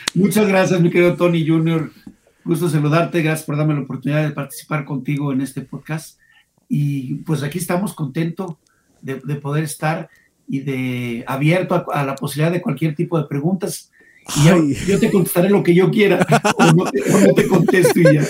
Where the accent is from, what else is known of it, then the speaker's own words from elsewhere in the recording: León, Guanajuato, Mexico; Como leonés sí, como leonés